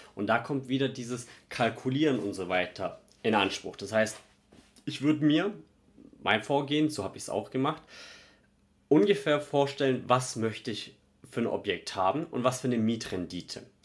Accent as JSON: {"language": "German", "town": "Stuttgart", "region": "Baden-Württemberg", "country": "Germany", "moved": "yes", "said": "Ich komme ja ursprünglich aus Stuttgart"}